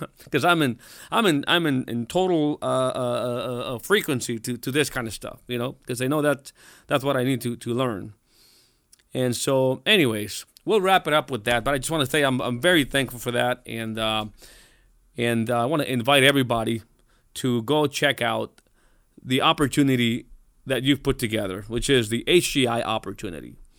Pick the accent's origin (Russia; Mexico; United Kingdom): Mexico; I'm, I'm, I'm Mexican. I was born in Mexico.